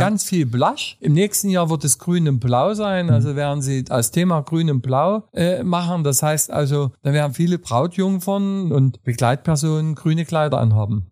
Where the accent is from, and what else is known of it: Saxony, Germany; accent: Saxon; also born or lived in Berlin; now in Dresden, Germany